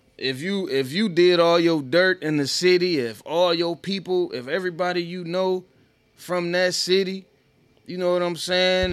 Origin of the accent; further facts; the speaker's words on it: Oak Park, Michigan, United States; also born or lived in Detroit; I grew up in Oak Park